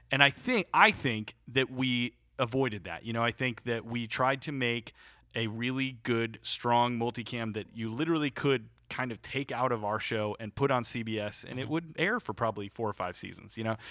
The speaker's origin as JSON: {"language": "English", "town": "Chicago", "region": "Illinois", "country": "United States", "also_born_or_lived": "Peoria, Illinois", "said": "i'm originally from chicago suburbs of chicago"}